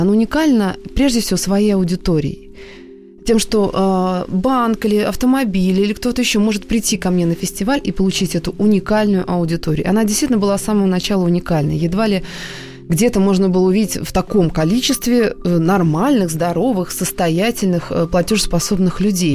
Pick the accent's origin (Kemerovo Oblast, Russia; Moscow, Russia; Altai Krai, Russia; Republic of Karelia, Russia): Moscow, Russia; я сама москвичка